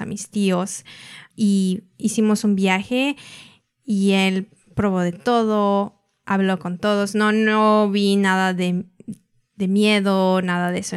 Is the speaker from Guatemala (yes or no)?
no; United States; also born or lived in Mexico; he pasado de mis 23 años, he pasado casi 20 en Estados Unidos